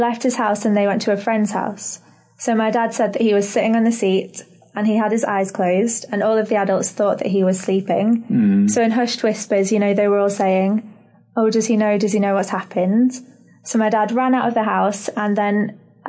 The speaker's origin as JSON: {"language": "English", "town": "Liverpool", "region": "North West England", "country": "United Kingdom", "tie": "born or raised there", "also_born_or_lived": "Northern Ireland", "moved": "as an adult", "lives_now": "Bahamas", "said": "I'm actually from Northern Ireland originally, so in the UK. But I lived in Liverpool for most of my life. So I moved there when I was 7 years old."}